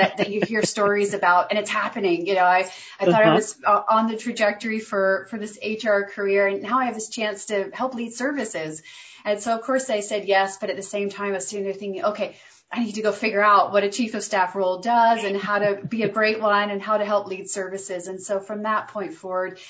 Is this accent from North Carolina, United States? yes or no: yes; North Carolina, United States; I grew up in North Carolina and went to school at NC State